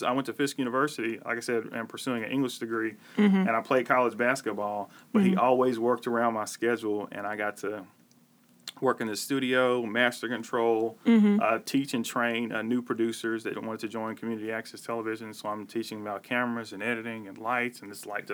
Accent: Nashville, Tennessee, United States; now in Memphis, United States; I'm from Nashville

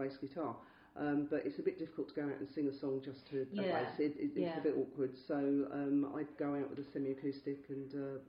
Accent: London, United Kingdom; also born or lived in Chelsea, London; I was brought up in sort of the Wimbledon area. I was born in Chelsea in 1965, so swinging London. And my parents moved to Wimbledon because I could afford a house there. Not the posh part of Wimbledon, I hasten to add.

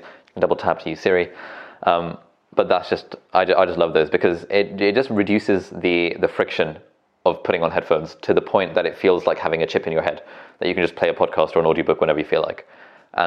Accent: Southend-on-Sea, East of England, United Kingdom; also born or lived in Wiltshire; now in Cambridge, United Kingdom; So when I moved to the UK in like year four, we started off in Wiltshire, then moved to Southend-on-Sea, Essex

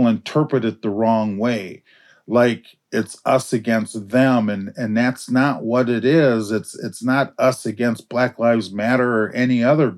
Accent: Minneapolis, Minnesota, United States; We lived in North Minneapolis at the time

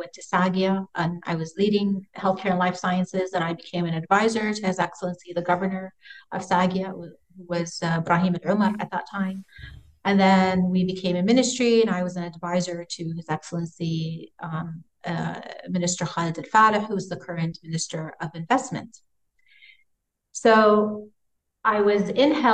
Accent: California, United States; now in Saudi Arabia; I grew up in California

